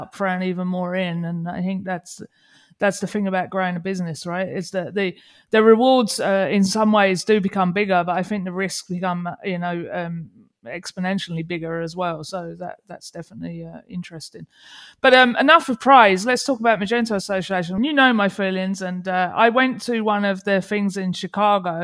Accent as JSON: {"language": "English", "region": "England", "country": "United Kingdom", "moved": "yes", "said": "I'm English"}